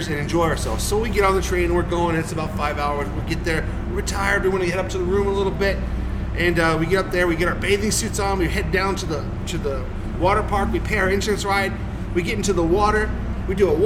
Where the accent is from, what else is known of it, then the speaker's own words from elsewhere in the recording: Texas, United States; also born or lived in Chicago / Georgia; now in Japan; I was born in Chicago, raised in Texas.